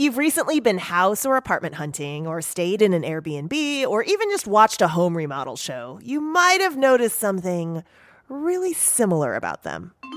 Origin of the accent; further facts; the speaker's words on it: United States; I'm so American